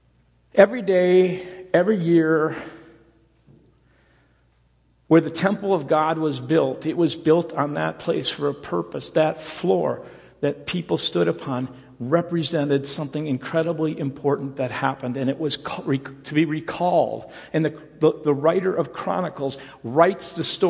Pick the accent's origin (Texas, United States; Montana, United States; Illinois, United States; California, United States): Illinois, United States; Rockford; I grew up in the Rockford area